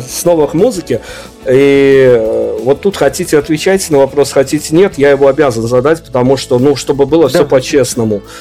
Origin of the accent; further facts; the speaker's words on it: Belarus; мне из Беларуси